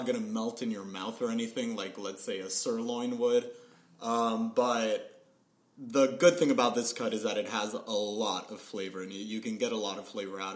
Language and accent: English; Puerto Rico; moved away; I was born and raised in Puerto Rico